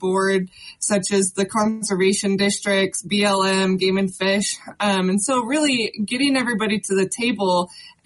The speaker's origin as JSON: {"language": "English", "area": "Carbon County", "region": "Wyoming", "country": "United States", "tie": "born or raised there", "said": "I grew up in Carbon County"}